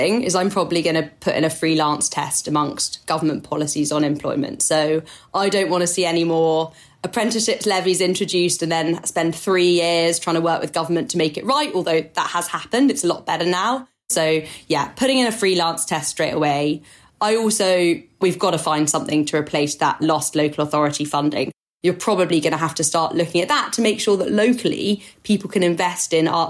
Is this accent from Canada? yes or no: no; France; accent: French; English is a second language; which I'm going to butcher with my French accent